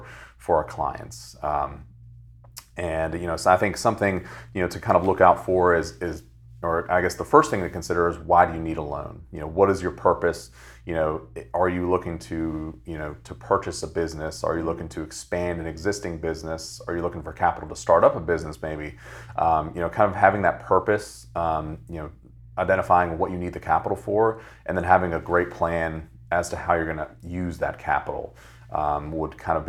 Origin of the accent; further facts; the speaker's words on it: Fredericksburg, Virginia, United States; now in Richmond, United States; So originally, I'm from Fredericksburg, Virginia. I work now and live in Richmond, Virginia, here locally.